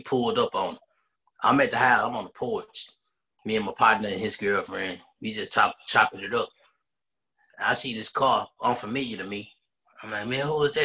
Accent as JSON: {"language": "English", "town": "Dallas", "region": "Texas", "country": "United States", "tie": "born or raised there", "said": "I'm from Dallas, born and raised, uh, Oak Cliff"}